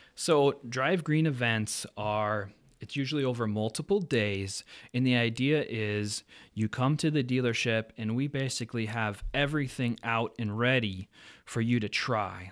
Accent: Pacific Northwest, United States; now in Fargo-Moorhead, United States; I grew up in the Pacific Northwest with a family company that mowed, landscaped, did all kinds of outdoor services

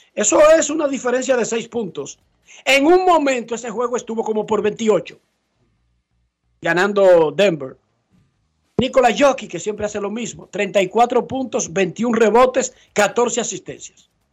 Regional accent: Dominican Republic

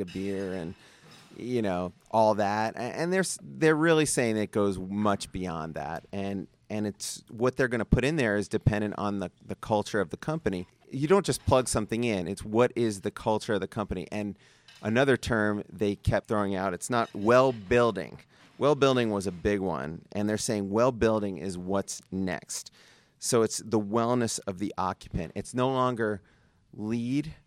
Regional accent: New York City, New York, United States; now in Las Vegas, United States; I'm from Brooklyn

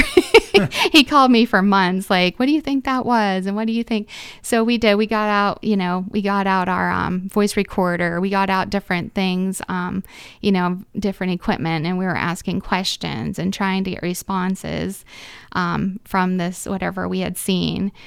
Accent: Reynoldsville, Pennsylvania, United States; I'm from Reynoldsville

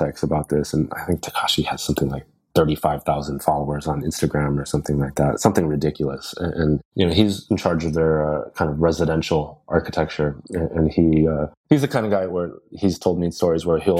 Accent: United States; also born or lived in London; now in Los Angeles, United States; an Asian American

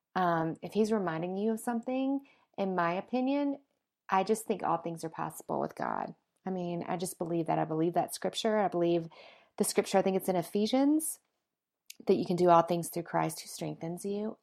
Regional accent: the South, United States; moved away as an adult; now in Colorado, United States; my hometown in the South, and I haven't been in about a year, and whenever I go back, it, it gets very, like, all the memories come flooding back, right, from when I was little and, you know, just growing up there

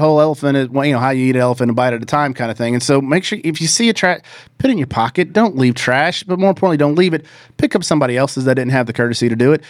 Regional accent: the South, United States; I grew up in The South

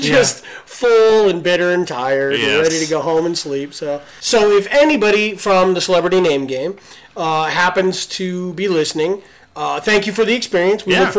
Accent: California, United States; and this is how you know we're from California.

